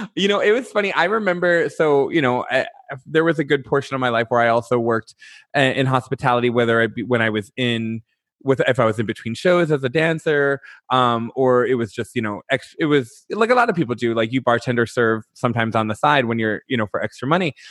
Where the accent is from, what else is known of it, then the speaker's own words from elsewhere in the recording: Detroit, Michigan, United States; moved away; also born or lived in Chicago; I'm from Detroit. Well, which I'm actually from a north suburb